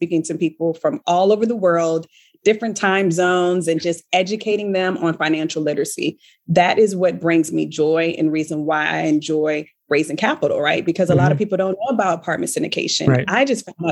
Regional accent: Richmond, Virginia, United States; moved away; I'm from the Richmond, Virginia area

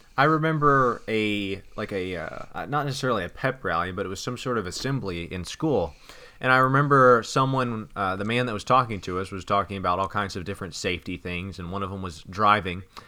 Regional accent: United States; I'm an American

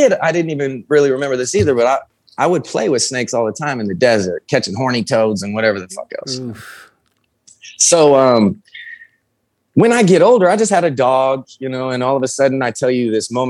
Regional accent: North Las Vegas, Nevada, United States; I grew up in North Las Vegas

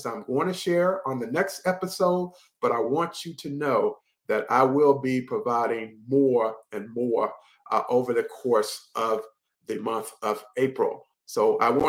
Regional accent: Henderson, North Carolina, United States; my hometown of Henderson, North Carolina

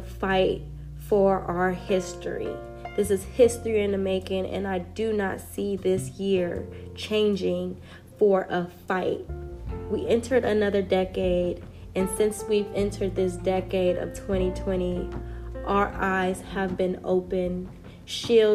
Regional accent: United States; I am an American

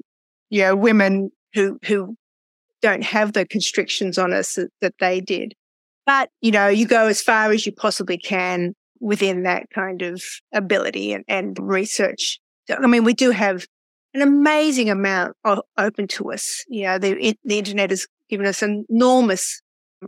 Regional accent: Australia; I'm from Australia

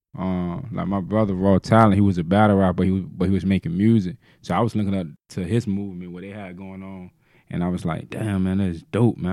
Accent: Norfolk, Virginia, United States; I'm from Grandy Park

